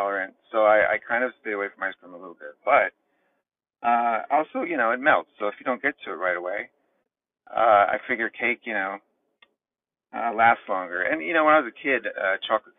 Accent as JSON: {"language": "English", "region": "Florida", "country": "United States", "tie": "born or raised there", "also_born_or_lived": "Tallahassee, Florida / Washington, D.C.", "moved": "as an adult", "said": "I grew up in Florida"}